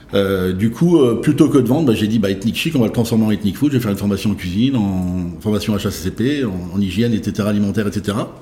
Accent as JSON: {"language": "French", "town": "Saint-Brieuc", "region": "Brittany", "country": "France", "tie": "born or raised there", "lives_now": "Rennes, France", "said": "né à Saint-Brieuc en, le 6 novembre"}